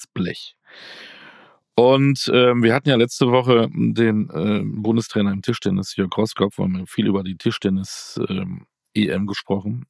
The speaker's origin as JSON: {"language": "German", "town": "Münster", "region": "North Rhine-Westphalia", "country": "Germany", "said": "Ich bin ja Münsteraner"}